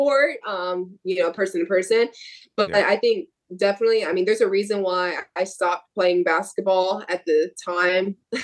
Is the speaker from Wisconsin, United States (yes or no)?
no; Sneads, Florida, United States; my hometown. I'm only 45 minutes west from Tallahassee